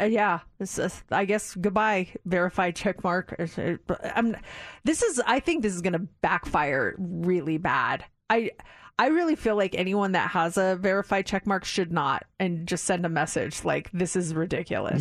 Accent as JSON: {"language": "English", "region": "Colorado", "country": "United States", "tie": "born or raised there", "moved": "yes", "said": "I grew up in Colorado"}